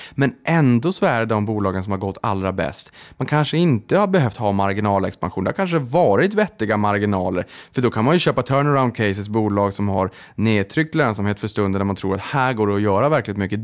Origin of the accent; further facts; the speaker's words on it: Boden, Norrbotten County, Sweden; jag kommer från Boden